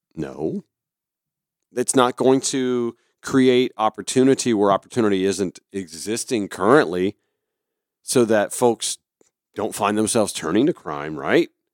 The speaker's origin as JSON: {"language": "English", "town": "Augusta", "region": "Georgia", "country": "United States", "tie": "born or raised there", "moved": "yes", "lives_now": "Atlanta, United States", "said": "back in my hometown of Augusta"}